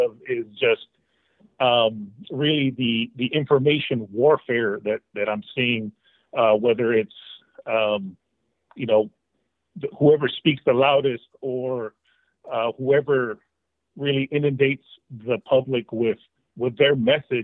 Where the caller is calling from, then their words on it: Washington, United States; I'm calling from Washington State